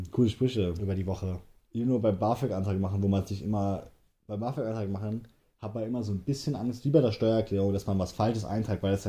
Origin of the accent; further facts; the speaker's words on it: Hesse, Germany; Wir beide wohnen halt in Hessen. Ja. Wir sind echte Hesse.